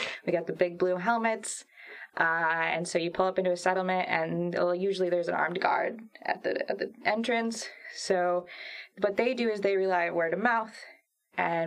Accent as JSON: {"language": "English", "town": "Lansing", "region": "Michigan", "country": "United States", "tie": "born or raised there", "also_born_or_lived": "Charlotte, Michigan / France / Brattleboro, Vermont", "said": "I'm originally from Lansing. I grew up around here, but I ended up graduating from Charlotte and Eaton County"}